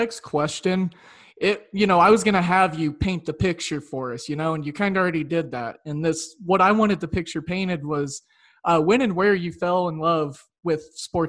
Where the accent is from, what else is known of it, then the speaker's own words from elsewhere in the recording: Oklahoma, United States; I grew up in Oklahoma